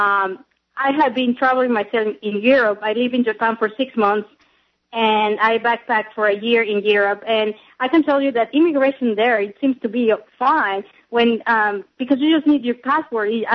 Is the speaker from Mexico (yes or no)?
yes; Mexico; now in United States; I'm an immigrant, right? So I'm from Mexico